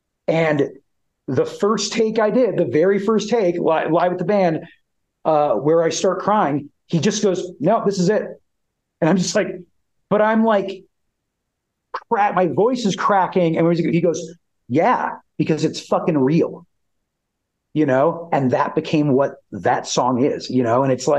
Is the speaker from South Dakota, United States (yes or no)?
yes; Aberdeen, South Dakota, United States; where I'll actually get to bring the band back to my hometown of Aberdeen, South Dakota for a music festival there.